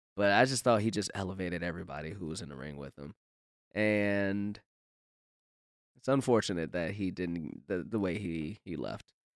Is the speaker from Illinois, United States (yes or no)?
yes; Chicago area, Illinois, United States; my hometown where I saw my first wrestling match